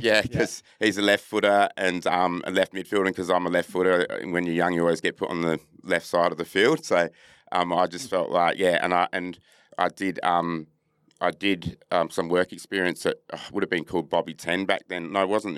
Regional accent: Perth, Western Australia, Australia; also born or lived in Adelaide, South Australia; I'm a Noongar, proud Noongar man from, um, Perth. I reside in Boorloo here in Perth

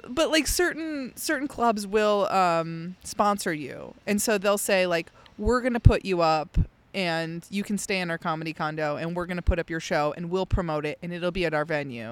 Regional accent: outside of Chicago, Illinois, United States; moved away; growing up outside of Chicago, I would go to the Shed Aquarium

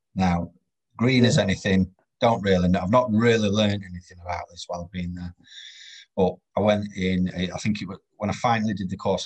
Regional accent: Doncaster, Yorkshire and the Humber, United Kingdom; I'm from Doncaster. I'm not from sort of London

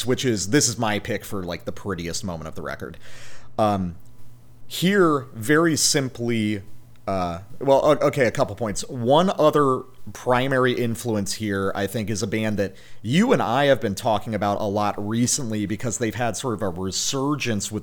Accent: the South, United States; me growing up in the South

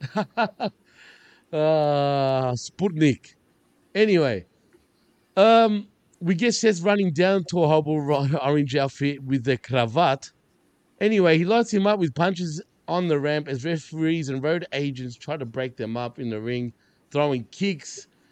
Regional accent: Australia; I'm Australian, not Centralian, Australian

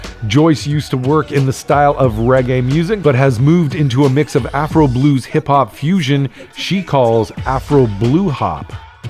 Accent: Toronto, Ontario, Canada; moved away; also born or lived in Vancouver; I grew up in Toronto and lived in a few other big cities, but I'm too sensitive for the concrete jungle

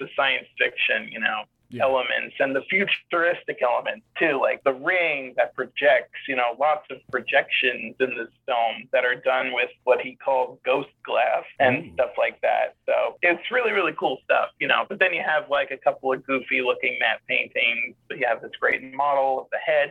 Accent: New York City, New York, United States; I used to make giant head movies in my backyard growing up in Staten Island

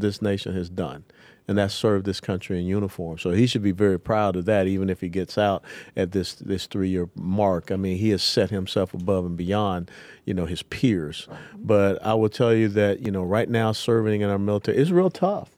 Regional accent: Atlanta, Georgia, United States; I was born and raised in Atlanta, Georgia

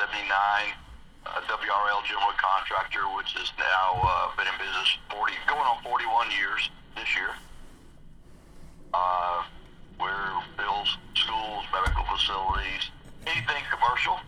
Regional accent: Tampa, Florida, United States; moved away as an adult; also born or lived in South Carolina; Born and raised in Florida, went to high school in Tampa, graduated from University of South Florida

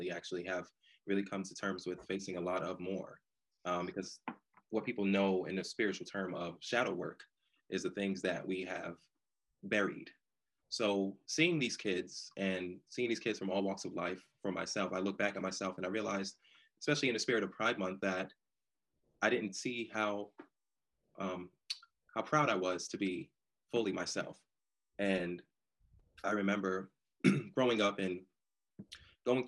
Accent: New York City, New York, United States; now in Durham, United States; I'm originally from New York, born and raised in Brooklyn, then I relocated to North Carolina, Durham, North Carolina, to be exact

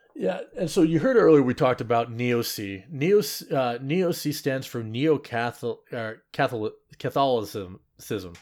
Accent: Seattle, Washington, United States; I'm from Seattle, as in, like, the airport area

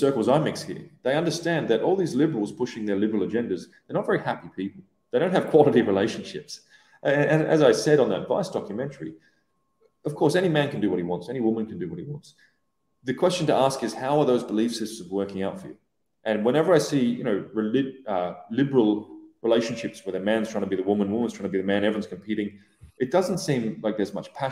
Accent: Australia; moved away as an adult; also born or lived in Iran / Iraq / Syria; now in Dubai, United Arab Emirates; I grew up in Oz

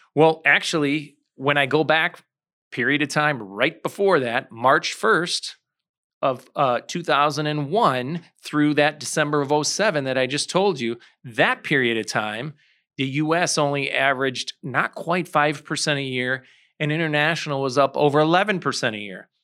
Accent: St. Charles, Illinois, United States; I grew up in Saint Charles.

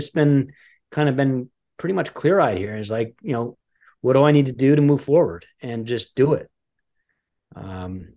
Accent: Westchester, New York, United States; also born or lived in Los Angeles / Aspen, Colorado / Boulder, Colorado; now in Greenwich, United States; I grew up in the Westchester area

